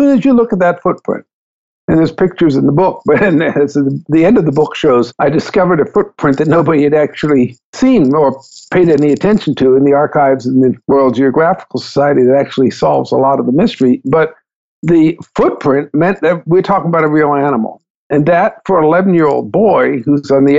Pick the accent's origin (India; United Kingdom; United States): India; Growing up in India, I mean, I was a Christian. And my childhood friends were Hindus and Buddhists and Muslims